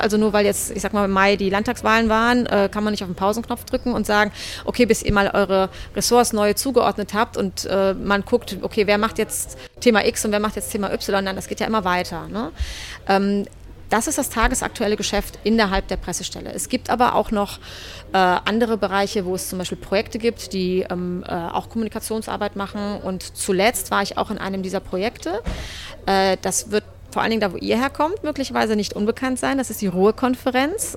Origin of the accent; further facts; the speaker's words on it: North Rhine-Westphalia, Germany; moved away as an adult; also born or lived in Berlin; zurück ins Rheinland, wo ich herkomme